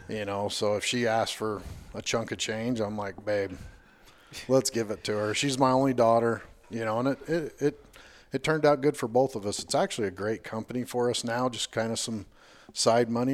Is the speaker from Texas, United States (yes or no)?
no; Washington, Utah, United States; also born or lived in Payson, Utah / Hurricane, Utah; I was born in Payson, Utah, moved down here when I was like five, um, been here in Washington, Hurricane, Washington, the rest of the time